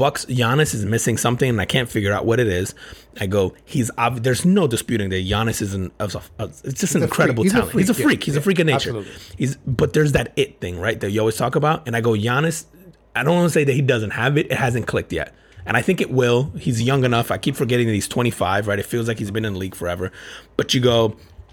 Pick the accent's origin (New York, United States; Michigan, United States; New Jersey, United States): New Jersey, United States; now in Orlando, United States; I grew up in Jersey and then I live in Orlando